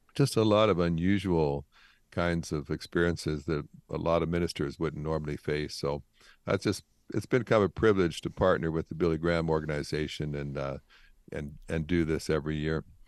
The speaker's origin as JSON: {"language": "English", "country": "Canada", "tie": "born or raised there", "said": "I grew up in Canada"}